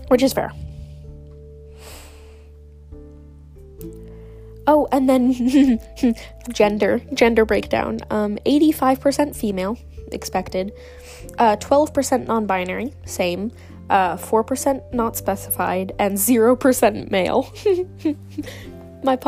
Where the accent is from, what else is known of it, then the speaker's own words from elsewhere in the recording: Netherlands; I'm Dutch. I'm Dutch.